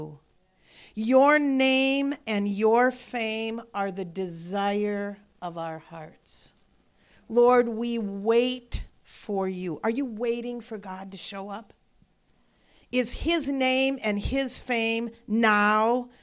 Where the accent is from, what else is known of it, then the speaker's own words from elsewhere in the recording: Wisconsin, United States; moved away; I'm from Wisconsin